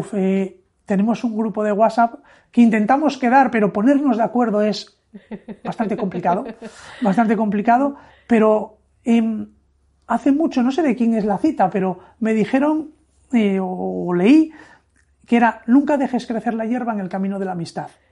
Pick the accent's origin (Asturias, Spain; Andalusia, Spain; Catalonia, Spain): Asturias, Spain; Oviedo; moved away as an adult; also born or lived in Madrid; Y yo, siendo asturiano de Oviedo, estaba trabajando en Madrid.